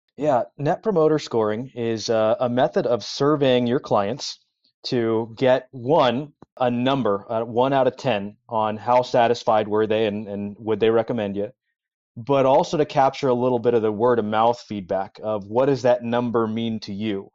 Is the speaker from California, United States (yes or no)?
yes; Los Angeles, California, United States; I grew up in Los Angeles, so Southern California, where there is no weather